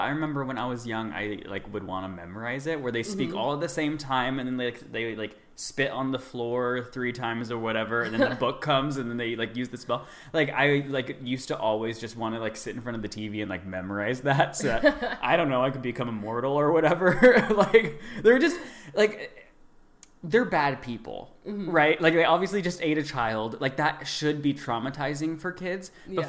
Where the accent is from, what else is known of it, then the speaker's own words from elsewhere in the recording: California, United States; we're from California